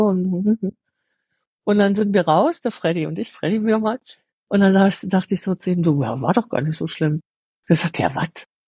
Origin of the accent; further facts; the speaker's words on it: Germany; moved away as an adult; now in Switzerland; ich als Deutsche